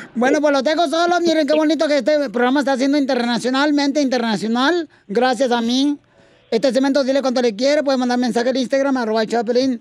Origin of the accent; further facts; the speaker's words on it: Ocotlán, Jalisco, Mexico; Yo soy de la colonia Florida y por la calle Iturbide